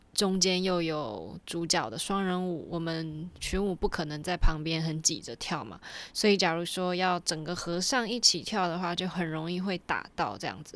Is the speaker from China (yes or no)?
no; Taiwan; 身为一个台湾人